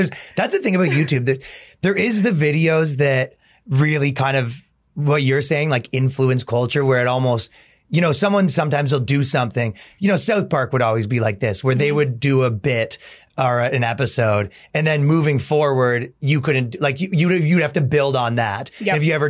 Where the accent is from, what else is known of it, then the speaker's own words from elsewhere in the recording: Toronto, Ontario, Canada; moved away as an adult; now in United States; So yeah, I came from Toronto and I was doing a lot of this stuff for a really long time over there. And when I came to America, I just kind of did all the same stuff, but here.